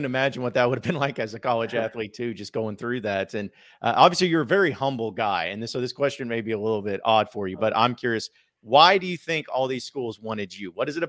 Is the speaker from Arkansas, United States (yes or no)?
yes; Fayetteville, Arkansas, United States; That's cause well, see, I'm originally from Fayetteville and I went to the U